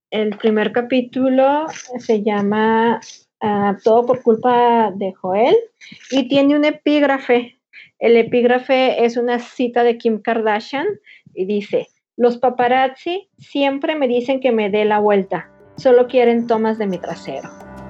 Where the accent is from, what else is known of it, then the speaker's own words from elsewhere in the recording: Linares, Nuevo León, Mexico; now in Monterrey, Mexico; cuando era niña y vivía en Linares